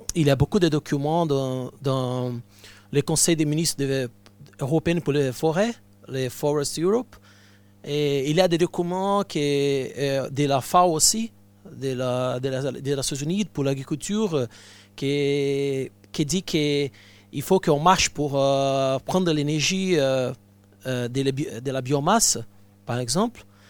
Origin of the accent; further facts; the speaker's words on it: Brazil; French is a second language; moved away; je viens du Brésil